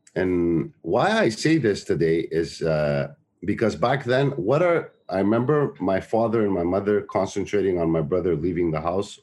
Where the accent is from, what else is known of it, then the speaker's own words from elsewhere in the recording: Montreal, Quebec, Canada; the town I grew up in Montreal, which is Park Extension